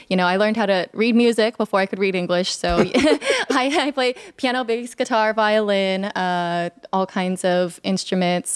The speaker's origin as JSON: {"language": "English", "town": "Sacramento", "region": "California", "country": "United States", "tie": "born or raised there", "also_born_or_lived": "Los Angeles / Salinas", "said": "back to Sacramento, uh, where I pretty much grew up"}